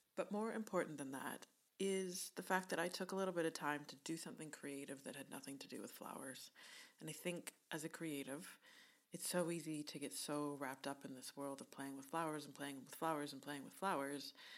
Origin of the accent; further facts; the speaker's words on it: Canada; accent: Canadian; my Canadian accent